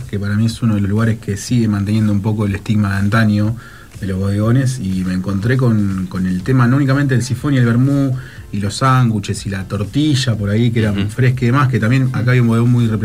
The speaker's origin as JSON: {"language": "Spanish", "region": "Tucumán", "country": "Argentina", "said": "Soy tucumano"}